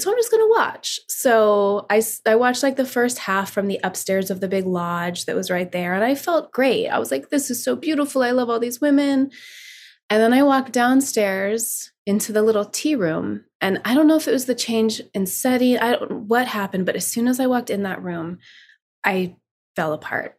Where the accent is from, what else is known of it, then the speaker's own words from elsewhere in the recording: South Lake Tahoe, California, United States; moved away; I was in South Lake Tahoe, my hometown